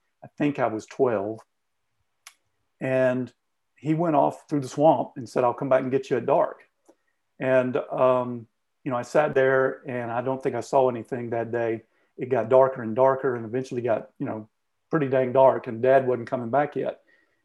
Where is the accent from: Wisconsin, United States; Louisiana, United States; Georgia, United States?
Georgia, United States; Southeast; growing up in Southeast Georgia